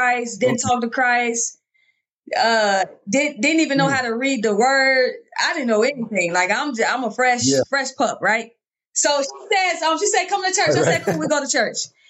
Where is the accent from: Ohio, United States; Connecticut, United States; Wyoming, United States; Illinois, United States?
Illinois, United States; Chicago; moved away as an adult; also born or lived in Birmingham, Alabama; So born and raised in Chicago, Illinois, I went to Marshall High School